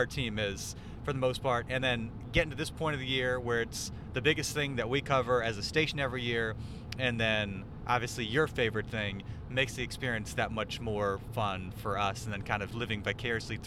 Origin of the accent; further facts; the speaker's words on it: Philadelphia, Pennsylvania, United States; moved away; also born or lived in Baltimore; I'm from Philadelphia